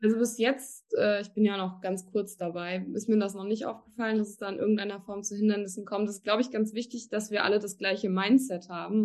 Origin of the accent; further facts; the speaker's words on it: Germany; moved away as an adult; now in Cologne, Germany; Ich komme gebürtig aus der Eifel, also wirklich aus einem ganz kleinen, verschlafenen Ort